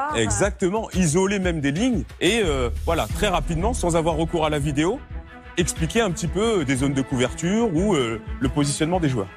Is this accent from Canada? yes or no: no; Rouen, Normandy, France; je viens de Rouen, en Normandie